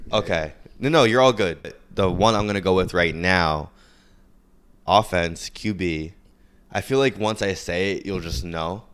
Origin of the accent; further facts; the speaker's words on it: New York, United States; as a New Yorker